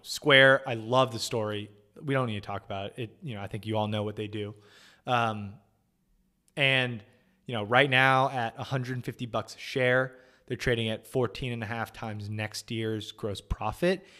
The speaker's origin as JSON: {"language": "English", "region": "California", "country": "United States", "tie": "born or raised there", "moved": "yes", "said": "I grew up in California"}